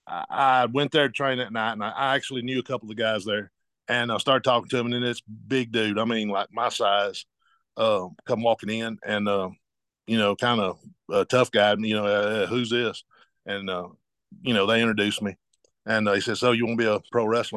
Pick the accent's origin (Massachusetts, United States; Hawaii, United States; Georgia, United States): Georgia, United States; I grew up in Georgia